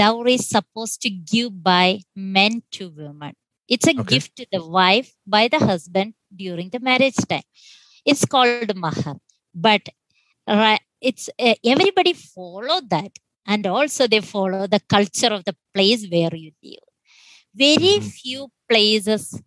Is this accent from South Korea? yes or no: no; India; I basically born and raised in India